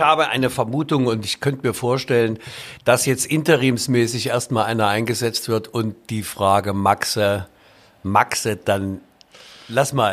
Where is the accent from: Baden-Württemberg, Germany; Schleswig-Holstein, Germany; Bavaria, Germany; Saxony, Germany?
Saxony, Germany; Leipzig; als Leipziger